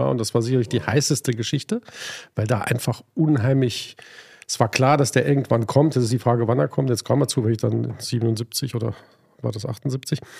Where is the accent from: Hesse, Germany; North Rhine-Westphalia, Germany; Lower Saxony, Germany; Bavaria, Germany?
Lower Saxony, Germany; Hanover; Ich komme aus der Weltstadt neben Berlin, aus Hannover.